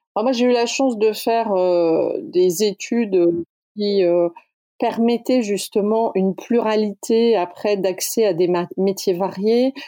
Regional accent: the South, France; On est du Sud

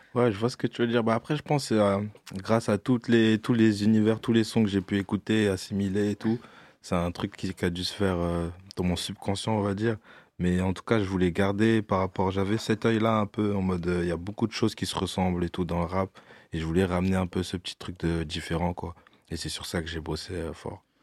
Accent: Orléans, Centre-Val de Loire, France; moved away as an adult; also born or lived in Bordeaux; now in Paris, France; j'ai quitté Orléans, je suis parti à Bordeaux

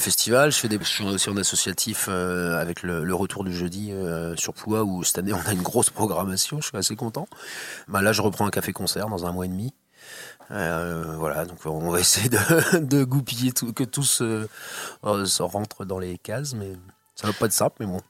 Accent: Plouha, Brittany, France; Ah bah moi je suis né, je suis né là. Je suis né à Ploua.

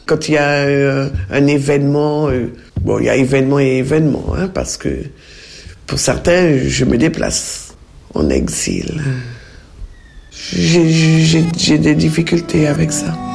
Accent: Mana, French Guiana, France; moved away; Même si ça va faire 50 ans que j'ai quitté la Guyane, je suis foncièrement guyanaise. Dans mon cœur, dans mon corps, je suis guyanaise. Façon quand, quand je, je parle de moi aux gens, je dis, je suis mananaise, guyanaise, et française.

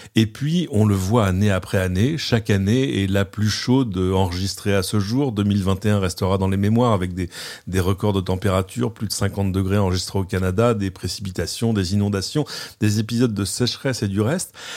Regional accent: France; chez nous en France

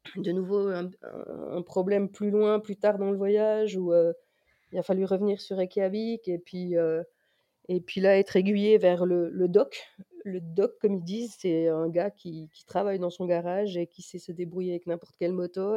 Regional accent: France; en tant que Français

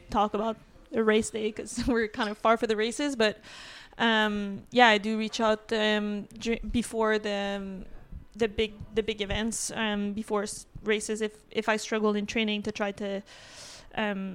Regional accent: Quebec City, Quebec, Canada; also born or lived in Vermont; I'm from Quebec City

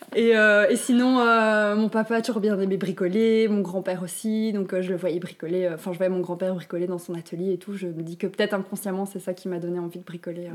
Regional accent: Walloon Brabant, Wallonia, Belgium; also born or lived in Brussels; je viens du Brabant-Wallon

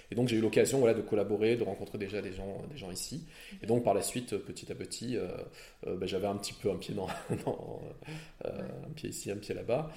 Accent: France; also born or lived in La Réunion; now in Belgium; je suis français et euh, mes parents, ma mère est née à La Réunion, à l'île de La Réunion

